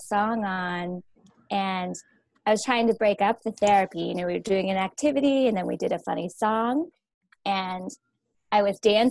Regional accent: West Burke, Vermont, United States; I'm from West Burke.

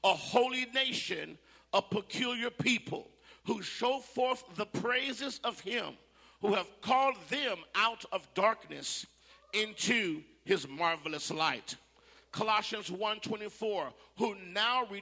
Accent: Phoenix, Arizona, United States; also born or lived in California; now in the South, United States; I'm from Phoenix, Arizona, as well.

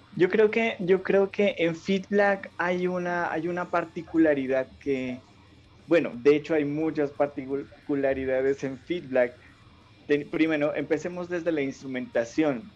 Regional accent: Ipiales, Nariño, Colombia; now in Pasto, Colombia; yo soy de Ipiales que, estoy más cerca, eh, nací pues más cerca a, Ecuador

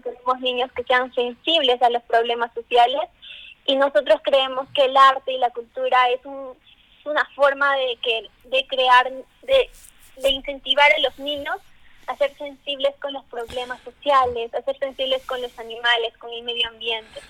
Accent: Peru; como buen peruano

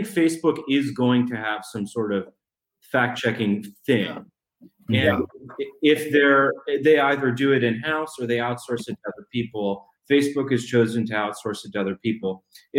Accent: Arlington, Virginia, United States; I've got all these friends that I grew up with who by and large are libs because I'm from Arlington

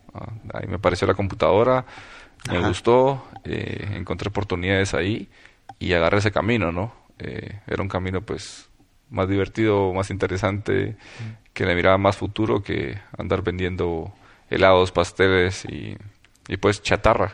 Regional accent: Puerto Barrios, Izabal, Guatemala; yo nací en Puerto Barrios

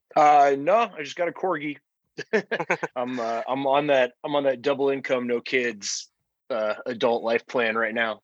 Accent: Albuquerque, New Mexico, United States; moved away as an adult; now in Denver, United States; I'm originally from Albuquerque.

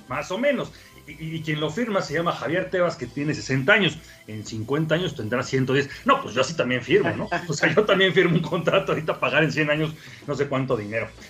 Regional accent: Mexico; somos mexicanos

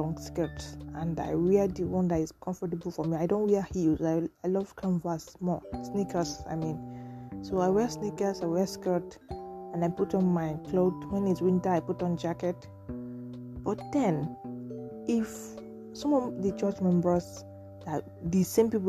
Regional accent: Nigeria; I'm from Nigeria

